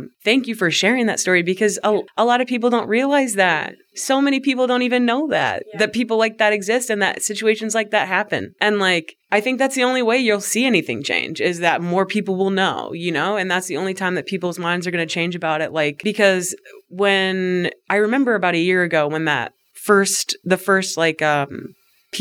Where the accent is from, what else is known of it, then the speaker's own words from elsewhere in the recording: Cedar Rapids, Iowa, United States; now in Des Moines, United States; I'm from Cedar Rapids